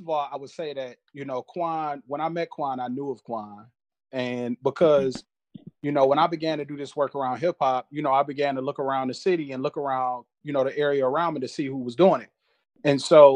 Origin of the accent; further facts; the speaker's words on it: Flint, Michigan, United States; I'm originally from Flint, Michigan